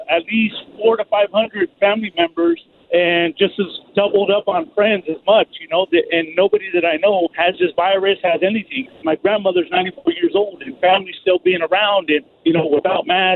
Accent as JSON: {"language": "English", "region": "Northern California", "country": "United States", "also_born_or_lived": "Santa Cruz County", "moved": "yes", "lives_now": "Southern California, United States", "said": "Now I'm down here in Southern California, but I'm from Northern California."}